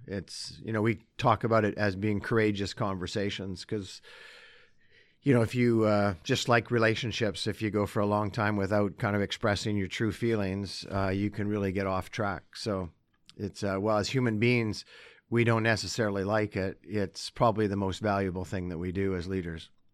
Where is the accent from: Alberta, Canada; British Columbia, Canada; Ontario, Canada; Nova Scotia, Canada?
Alberta, Canada; Sherwood Park; also born or lived in Calgary / Vancouver; now in Edmonton, Canada; I'm an Alberta boy. I was born in Calgary, and then we moved to Edmonton, so I grew up in Sherwood Park